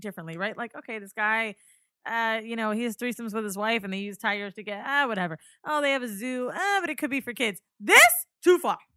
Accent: Orlando, Florida, United States; I'm from Orlando, right? I grew up there

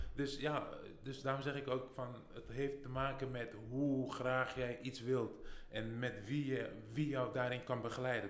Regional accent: Netherlands; moved away as an adult; also born or lived in United States; ik kom uit Nederland

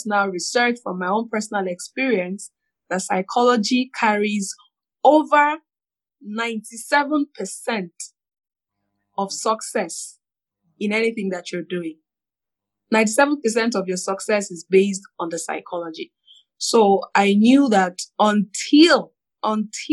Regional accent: Nigeria; I'm a Nigerian

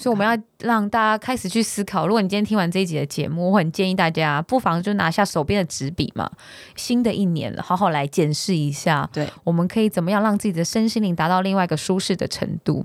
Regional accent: Taiwan; 我自己是台湾人的思维

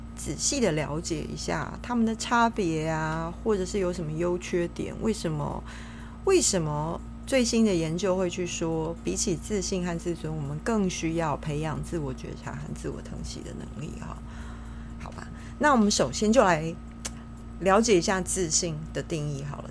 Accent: Taiwan; 我们身为台湾人都很喜欢唱 K T V 嘛， 也很喜欢拍美照

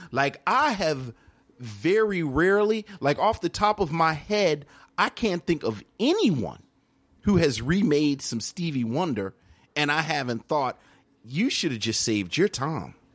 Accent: Baltimore, Maryland, United States; I'm from Baltimore, so I don't know a whole lot about go-go, but I was right next to D C

